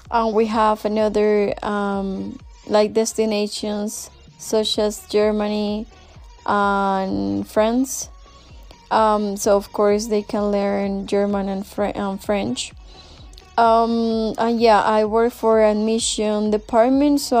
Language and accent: English; Bogotá, Bogotá Capital District, Colombia; English is a second language; moved away as an adult; also born or lived in Australia; I'm from here, I'm from Bogota. So I've been living here for so, so, so long and I love my city.